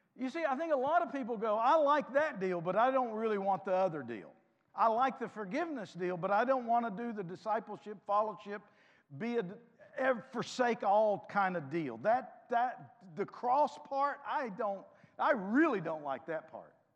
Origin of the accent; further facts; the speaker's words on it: United States; I'm as American as any of you.